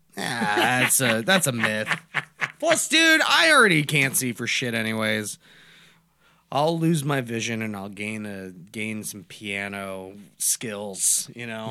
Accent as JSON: {"language": "English", "country": "United States", "tie": "born or raised there", "said": "I'm born in America, so I'm an American by, by birth"}